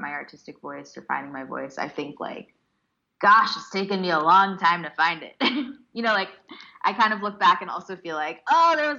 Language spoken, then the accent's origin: English; United States; Learning Bharatanatyam in the States as an Indian American